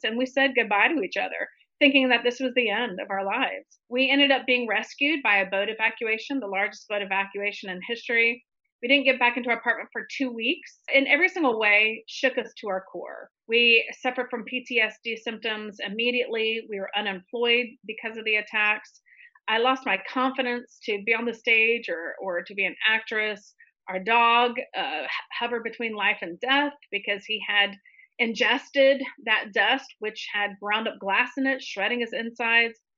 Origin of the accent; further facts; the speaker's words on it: Tallahassee, Florida, United States; now in New York City, United States; I'm from Tallahassee, Florida, born and raised